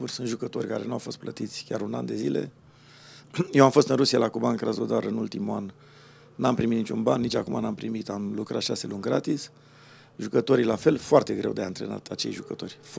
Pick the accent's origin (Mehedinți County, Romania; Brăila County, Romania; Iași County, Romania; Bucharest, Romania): Bucharest, Romania; born there; București, da.